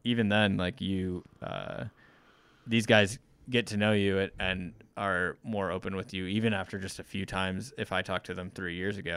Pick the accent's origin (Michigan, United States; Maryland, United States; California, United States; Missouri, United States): Missouri, United States; moved away as an adult; now in Wyoming, United States; I grew up in Missouri, went to school in Missouri, um, had only lived in, you know, three different cities, but all in Missouri